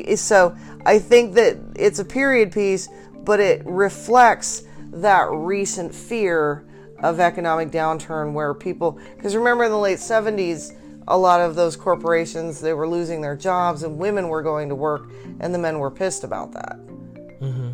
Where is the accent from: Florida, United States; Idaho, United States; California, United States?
Idaho, United States; Boise; I grew up in Mormonville, uh, Boise